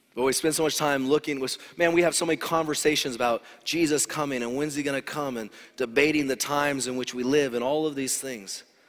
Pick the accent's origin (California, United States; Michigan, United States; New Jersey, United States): California, United States; Loma Linda; moved away; I grew up in Loma Linda